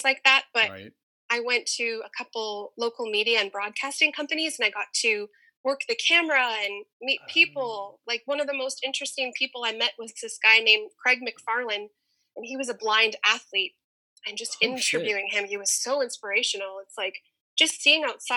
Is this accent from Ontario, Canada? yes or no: yes; Windsor, Ontario, Canada; I was born in Canada. I've lived here my whole life